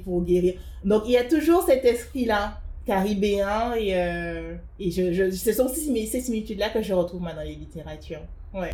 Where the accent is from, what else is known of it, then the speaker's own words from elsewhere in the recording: Guadeloupe; moved away as an adult; also born or lived in Paris; je suis guadeloupéenne et euh, donc je suis née et j'ai grandi en Guadeloupe. J'ai vécu en Guadeloupe jusqu'à mes 18 ans. Après, je suis venue à Paris